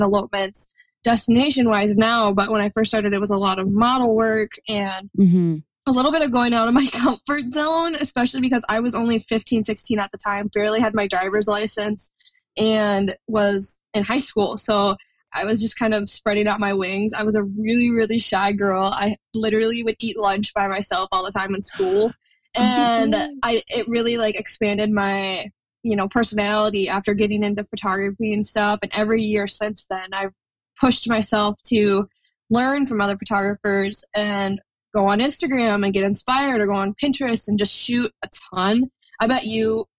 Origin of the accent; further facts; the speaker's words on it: Minneapolis, Minnesota, United States; I'm from Minneapolis, Minnesota, but honestly, I'm never really home when it comes to photography. So I say that's my home base